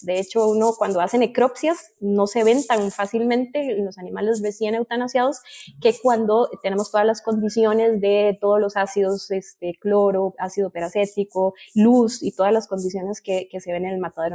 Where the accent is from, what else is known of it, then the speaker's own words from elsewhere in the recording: Costa Rica; aquí nosotros en mi país